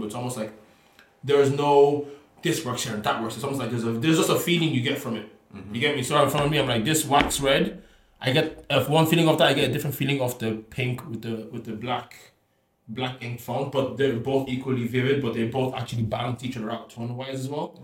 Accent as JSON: {"language": "English", "country": "Ireland", "said": "I'm from Ireland"}